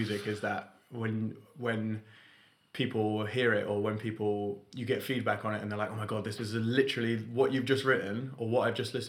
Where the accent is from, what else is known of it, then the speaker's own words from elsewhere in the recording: London, United Kingdom; now in Manchester, United Kingdom; I came from London, so I was pretty used to it.